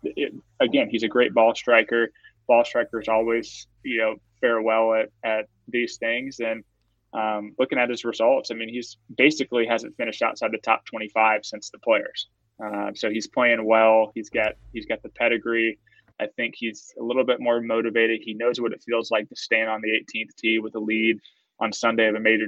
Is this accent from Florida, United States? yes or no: yes; Florida, United States; I'm from Florida